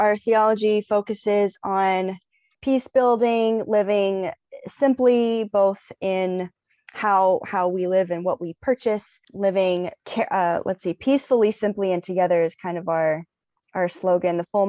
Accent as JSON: {"language": "English", "area": "Shenandoah Valley", "region": "Virginia", "country": "United States", "moved": "as an adult", "lives_now": "Baltimore, United States", "said": "I am originally from the Shenandoah Valley, Virginia area. Moved up here into Baltimore for grad school"}